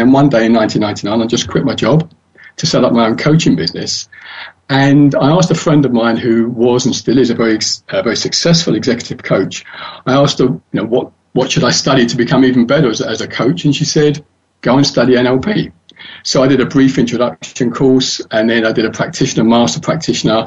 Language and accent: English; London, United Kingdom; I was born and raised in London, and that's where I live.